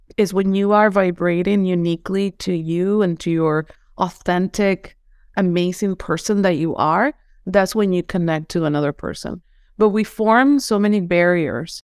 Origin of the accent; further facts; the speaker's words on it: Venezuela; English is a second language; moved away as an adult; now in United States; I'm from Venezuela, and I was raised in, in a very spiritual way.